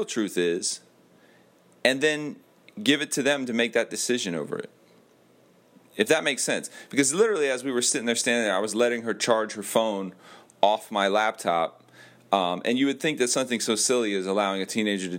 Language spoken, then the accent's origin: English; Miami, Florida, United States; I was born in Miami